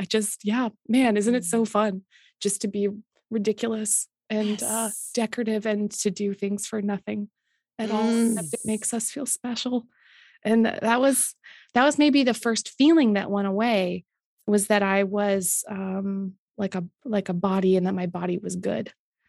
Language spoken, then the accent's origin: English; Canada; As a Canadian